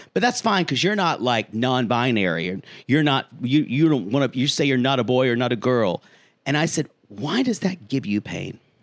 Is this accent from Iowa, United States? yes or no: no; South Carolina, United States; my home state of South Carolina